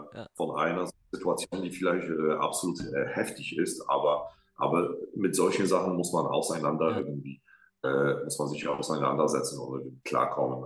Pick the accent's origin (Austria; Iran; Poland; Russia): Poland; Łódź, Łódź Voivodeship; German is a second language; moved away as an adult; Ich komme aus Polen, quasi aus Lutsch, aus einer Stadt, wo diese bekannte Filmhochschule ist, wo Roman Polanski studiert hat